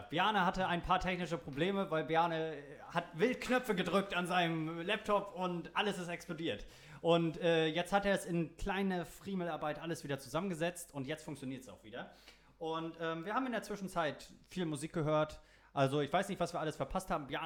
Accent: Saxony-Anhalt, Germany; ich bin aus Sachsen-Anhalt, da kenne ich mich aus.

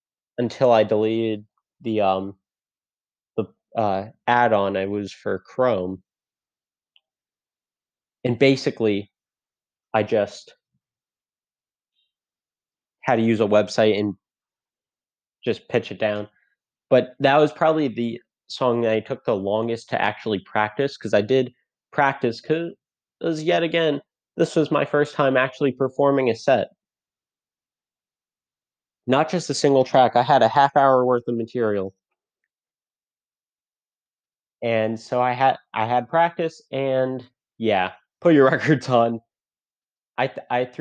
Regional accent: Fairfield, Connecticut, United States; I'm from Fairfield, Connecticut

